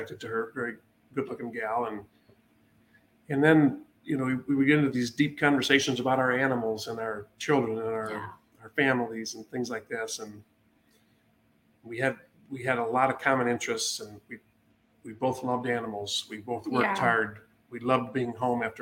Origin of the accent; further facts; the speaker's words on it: Clinton, Iowa, United States; now in Illinois, United States; I was born and raised in Clinton, Iowa, along the Mississippi River